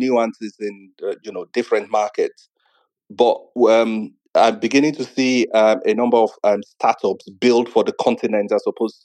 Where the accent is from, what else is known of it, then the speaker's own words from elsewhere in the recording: Nigeria; I'm Nigerian